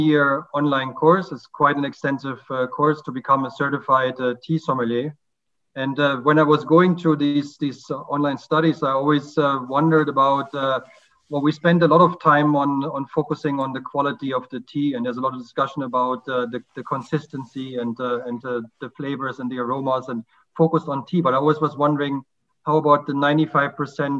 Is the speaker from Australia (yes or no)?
no; Germany; now in Lilongwe, Malawi; I'm originally from Germany, and I'm currently living in Lilongwe, Malawi.